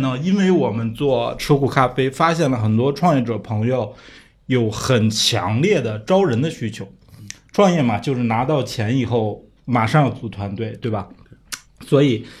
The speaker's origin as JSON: {"language": "Chinese", "region": "Beijing", "country": "China", "tie": "born or raised there", "said": "我是北京人哈，住在三环边儿上"}